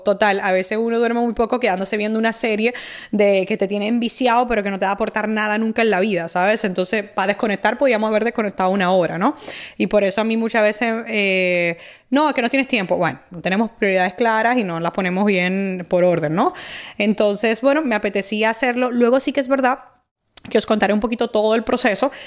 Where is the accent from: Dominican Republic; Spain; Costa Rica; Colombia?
Dominican Republic; moved away; en mi país